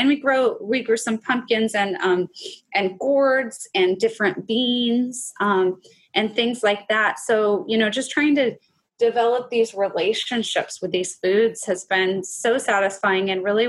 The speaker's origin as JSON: {"language": "English", "region": "Pacific Northwest", "country": "United States", "tie": "born or raised there", "said": "So my favorite, and I know it's because I'm a product of growing up in the Pacific Northwest, but it is the salmon."}